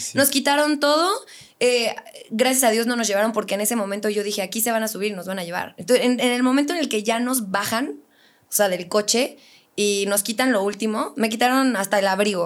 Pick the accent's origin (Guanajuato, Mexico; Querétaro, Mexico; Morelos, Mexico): Querétaro, Mexico; also born or lived in Morelia, Michoacán; siempre digo que soy de Querétaro, pero omito la parte de nací en Morelia, pero a los tres días me fue a vivir a Querétaro y toda mi vida he vivido aquí